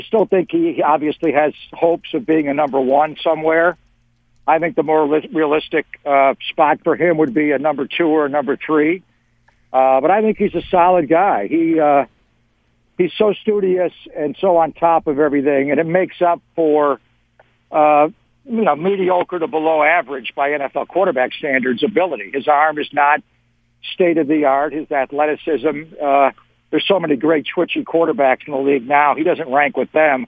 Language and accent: English; Buffalo, New York, United States; I grew up in Buffalo